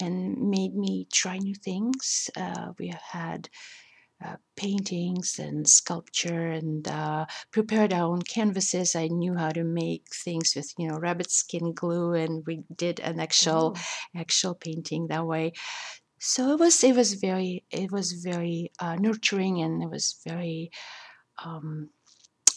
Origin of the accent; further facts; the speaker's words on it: Russia; English is a second language; also born or lived in New York; now in Indiana, United States; growing up in Russia, the Russian culture affected me tremendously